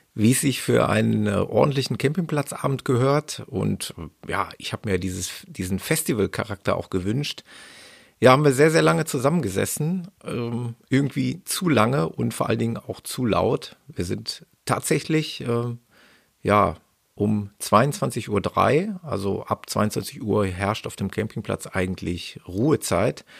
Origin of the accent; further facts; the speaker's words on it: Ruhr area, North Rhine-Westphalia, Germany; im Ruhrpott äh, nahe meiner Heimat